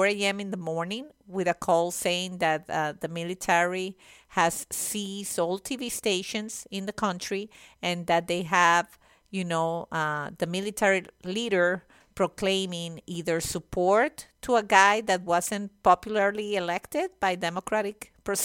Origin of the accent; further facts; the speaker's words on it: Venezuela; now in United States; I'm Venezuelan